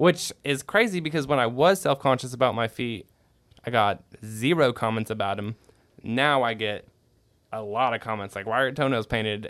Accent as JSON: {"language": "English", "region": "California", "country": "United States", "tie": "born or raised there", "said": "I was born in California"}